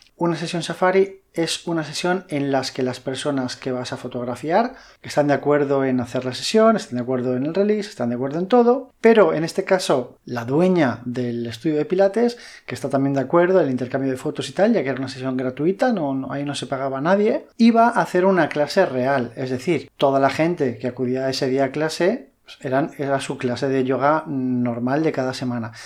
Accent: Madrid, Community of Madrid, Spain; now in Valencia, Spain; yo no soy de Valencia, eh, yo soy de Madrid y cuando me vine a vivir aquí

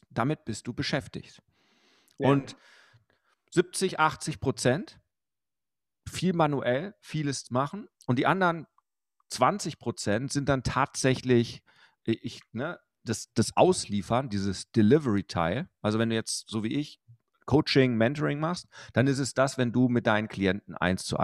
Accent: Bochum, North Rhine-Westphalia, Germany; ich bin ja groß geworden im Fotogeschäft meines Vaters in Bochum-Wattenscheid.

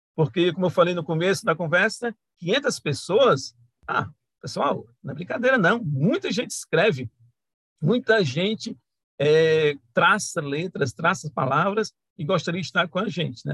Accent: Juazeiro do Norte, Ceará, Brazil; eu sou de Juazeiro do Norte, do Ceará

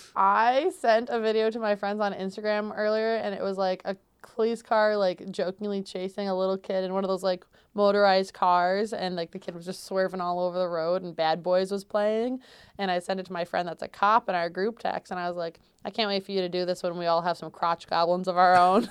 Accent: central New York, United States; I was born and raised in New York. um, central New York specifically for me

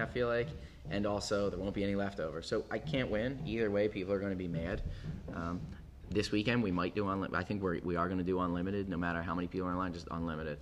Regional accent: Philadelphia, Pennsylvania, United States; moved away as an adult; now in Portland, United States; I grew up in Philly, and you know, moved out here ten years ago

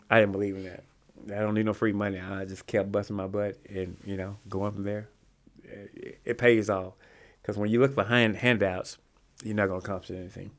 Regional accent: Rolling Fork, Mississippi, United States; moved away; also born or lived in Greenville, Mississippi; that's my hometown. It was, like, ten miles, fifteen miles from where I lived at in Greenville, Mississippi

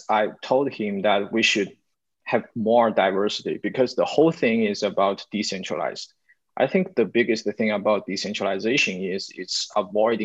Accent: China; We are Chinese, we are from China

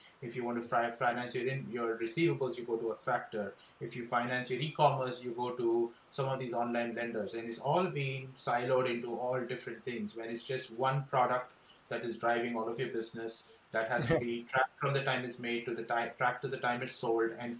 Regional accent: Mumbai, Maharashtra, India; moved away as an adult; now in Los Angeles, United States; I was born in India, brought up in Bombay

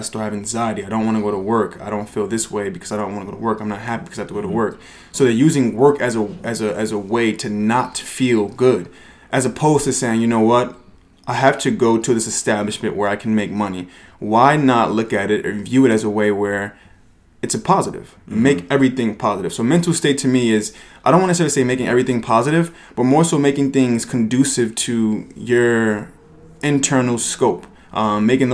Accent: Newark, New Jersey, United States; also born or lived in East Orange, New Jersey; now in New York, United States; I was born in Newark, New Jersey

